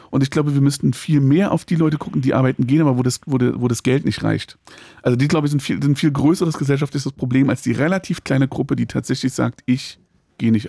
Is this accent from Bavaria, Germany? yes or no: no; Berlin, Germany; Wir sind beide Berliner Jungs.